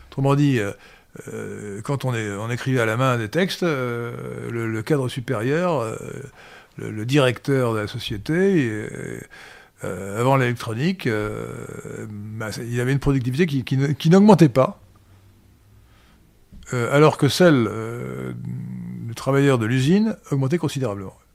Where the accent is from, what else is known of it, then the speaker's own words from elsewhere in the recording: Kenitra, Rabat-Salé-Kénitra, Morocco; born there; C'est pour ça que je suis né à Port-Lioté, aujourd'hui Kenitra.